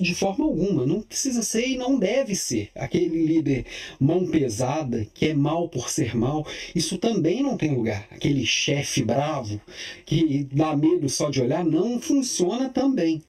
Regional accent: Belo Horizonte, Minas Gerais, Brazil; now in Florianópolis, Brazil; eu também sou mineiro de Belo Horizonte, estou aqui em Florianópolis, mas mineirinho de corpo, alma e coração

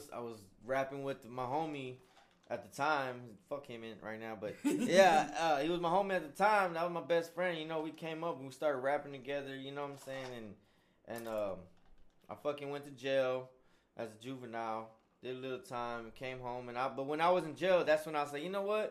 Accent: Houston, Texas, United States; we're both from Spring Branch

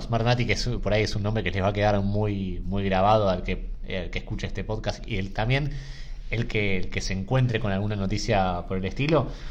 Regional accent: Argentina; como argentinos

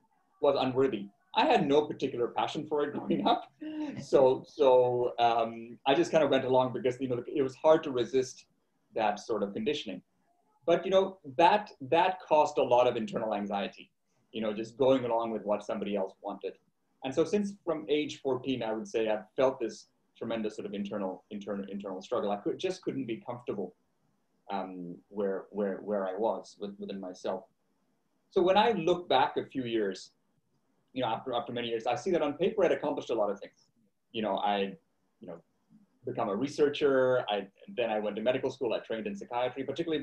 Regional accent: Canada; moved away as an adult; now in Melbourne, Australia; I grew up in Canada

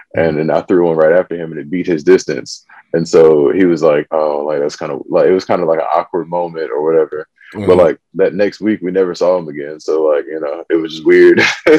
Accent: Fayetteville, North Carolina, United States; So I did a lot of moving around, but we did a lot of moving around within Fayetteville.

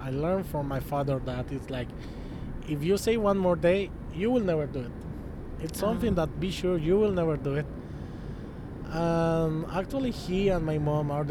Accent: Colombia; moved away; in Colombia we got everything

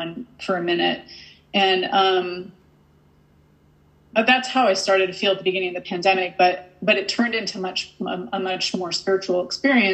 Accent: Massachusetts, United States; I'm from Massachusetts

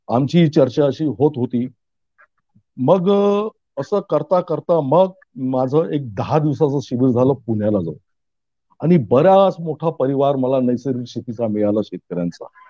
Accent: Ramtek, Maharashtra, India; Ramtek police station मध्ये आमचं गाव येतं

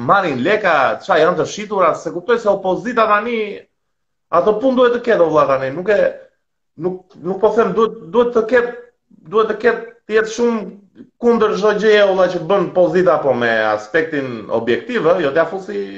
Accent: southern Albania, Albania; Si jam nga Tirana, them drejtën, ëh, se jam nga jugu unë vlla

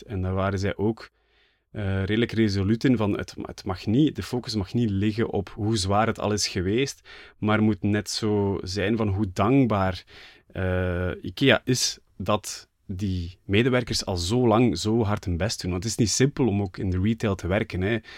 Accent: Flanders, Belgium; voor mij als Vlaming

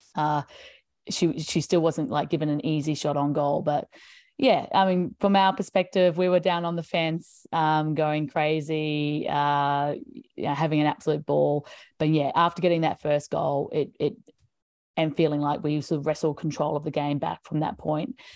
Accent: Brisbane, Queensland, Australia; my hometown of Brisbane

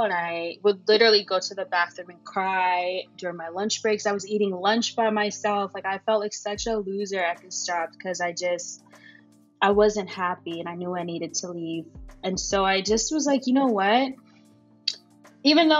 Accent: suburbs of New Jersey, United States; moved away as an adult; also born or lived in Ghana (ancestry); now in New York, United States; I am a Ghanaian American woman who grew up in the suburbs of New Jersey to two immigrant parents. And I moved to New York at the age of 18.

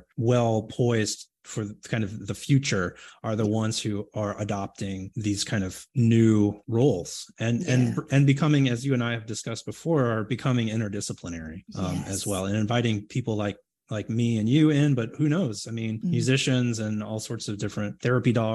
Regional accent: Houston, Texas, United States; I grew up in Houston, Texas

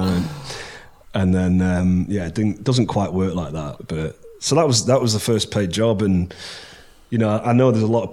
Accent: Preston, North West England, United Kingdom; I'm from Preston

